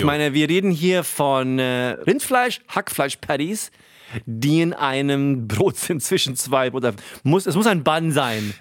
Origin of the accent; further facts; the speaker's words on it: Hunsrück, Rhineland-Palatinate, Germany; wo ich aufgewachsen bin, Hunsrück, Landei